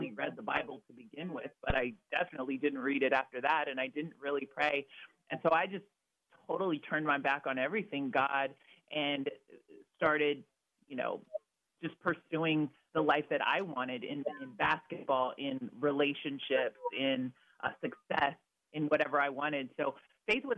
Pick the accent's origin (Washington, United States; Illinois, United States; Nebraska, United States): Washington, United States; Vancouver; also born or lived in Redlands, California; I was born in Redlands, California, but I ended up growing up in Vancouver, Washington.